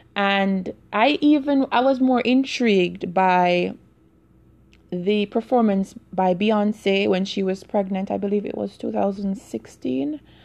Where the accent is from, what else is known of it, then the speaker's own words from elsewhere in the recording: Jamaica; growing up in Jamaica